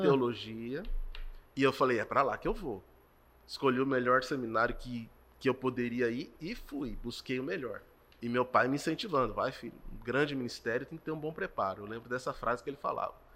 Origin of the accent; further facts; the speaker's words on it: Campo Grande, Mato Grosso do Sul, Brazil; also born or lived in São Paulo / Bela Vista / Jardim; minha juventude foi aqui em Campo Grande